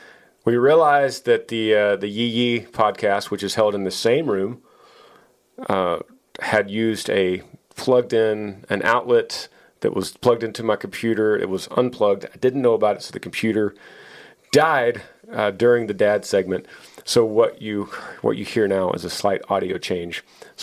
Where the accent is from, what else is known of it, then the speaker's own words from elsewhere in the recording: Washington, United States; I'm from Washington State, just north of Seattle, and I just turned 20 a few days ago.